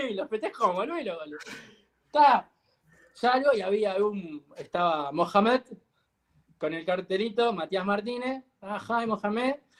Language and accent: Spanish; Uruguay